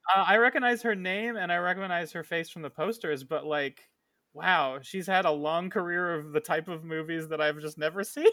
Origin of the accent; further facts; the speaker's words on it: Tucson, Arizona, United States; moved away; my hometown